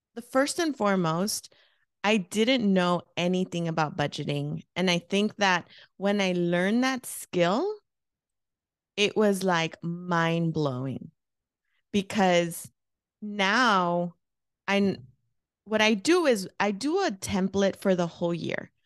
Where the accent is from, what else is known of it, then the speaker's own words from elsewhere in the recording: Los Angeles, California, United States; moved away as an adult; now in Phoenix, United States; I um was born and raised in East Los Angeles, California. I moved to Phoenix 16 years ago.